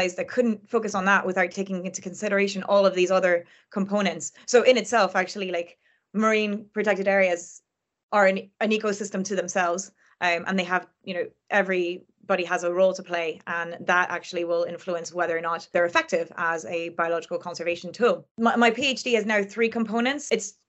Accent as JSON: {"language": "English", "country": "France", "tie": "born or raised there", "said": "not all of them are protected like the one that I grew up next to in France"}